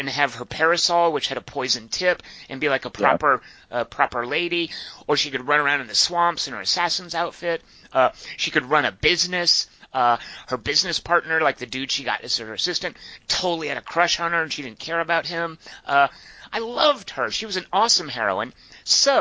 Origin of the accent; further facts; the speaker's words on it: United States; as American, as English speakers